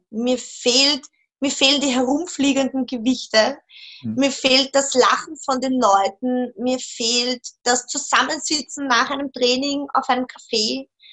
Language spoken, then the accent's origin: German; Vienna, Austria; Ich komme aus Wien